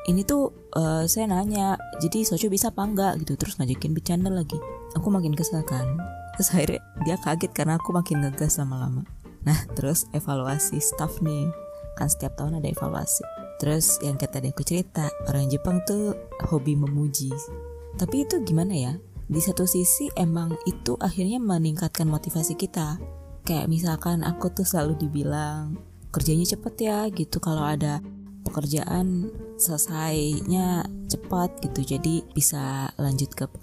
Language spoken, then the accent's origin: Indonesian; Java, Indonesia; aku juga orang Jawa tapi aku ceplos-ceplos gitu